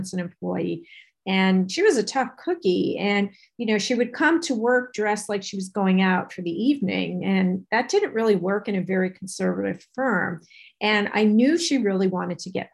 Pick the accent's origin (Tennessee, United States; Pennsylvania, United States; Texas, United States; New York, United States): New York, United States; I'm from New York